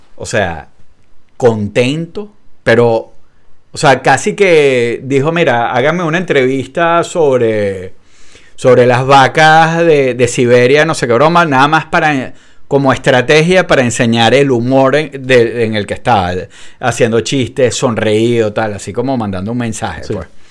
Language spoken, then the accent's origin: Spanish; Venezuela; a nosotros en Venezuela